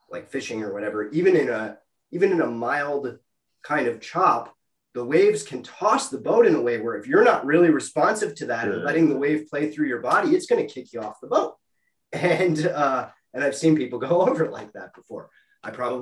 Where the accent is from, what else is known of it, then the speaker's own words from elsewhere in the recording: Minnesota, United States; I grew up in Minnesota, land of 10,000 lakes